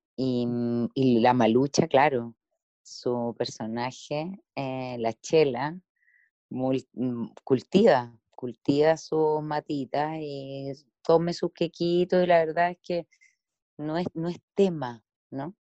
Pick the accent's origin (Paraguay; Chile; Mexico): Chile